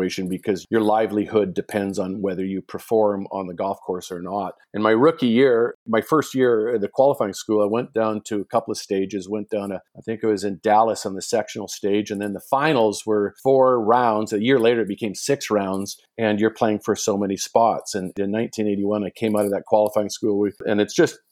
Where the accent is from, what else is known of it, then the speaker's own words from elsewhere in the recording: Vancouver, British Columbia, Canada; I grew up in Vancouver, lived across the street from the Marine Drive Golf Club